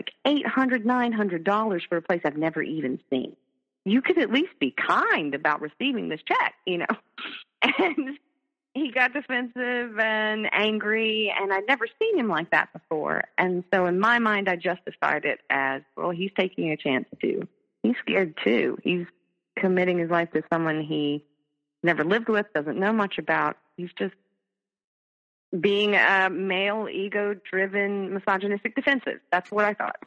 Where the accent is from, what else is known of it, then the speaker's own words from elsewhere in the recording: North Carolina, United States; moved away; my home state, which is North Carolina